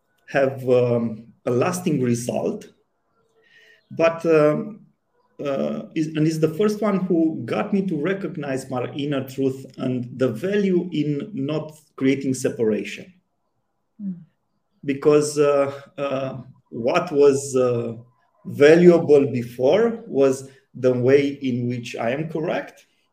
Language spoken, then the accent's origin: English; Romania; I grew up in Romania in the communist time